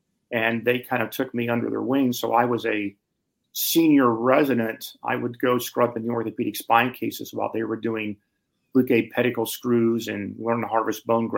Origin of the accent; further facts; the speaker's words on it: Memphis, Tennessee, United States; also born or lived in Appalachia; I'm a hick from Appalachia, grew up in Memphis, Tennessee.